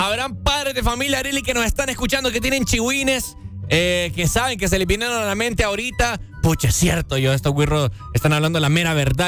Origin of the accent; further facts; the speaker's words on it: Honduras; nosotros como hondureños